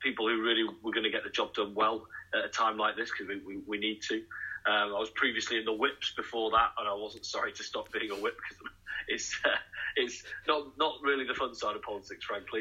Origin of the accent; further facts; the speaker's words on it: Manchester, North West England, United Kingdom; now in Nottingham, United Kingdom; I'm actually originally from Manchester myself